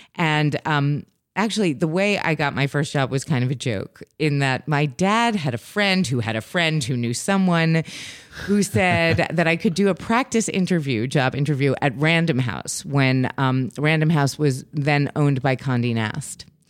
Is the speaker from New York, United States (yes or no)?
yes; New York City, New York, United States; I grew up in New York City